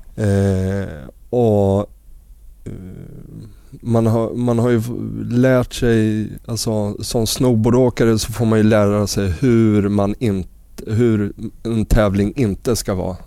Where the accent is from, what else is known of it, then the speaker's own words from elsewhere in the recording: Örebro, Örebro County, Sweden; also born or lived in Västerås; flyttade hem till Örebro